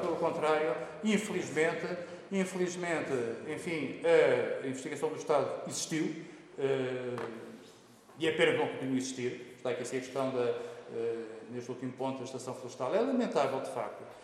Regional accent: Lisbon, Portugal; sou natural de Lisboa, mas a minha família, eh, da parte da minha mãe, é de Mangualde

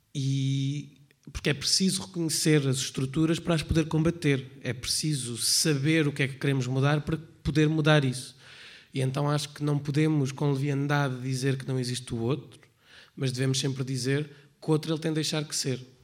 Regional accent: Portugal; Eu não sou religiosa, é só eu sou portuguesa

